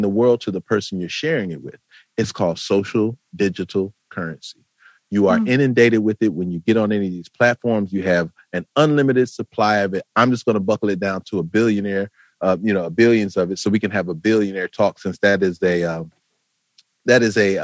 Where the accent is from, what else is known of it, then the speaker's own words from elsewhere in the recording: Flint, Michigan, United States; moved away as an adult; now in Atlanta, United States; I'm from Flint, Michigan